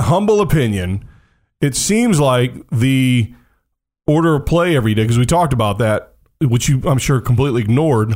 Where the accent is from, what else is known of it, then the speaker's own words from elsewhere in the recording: United States; I'm American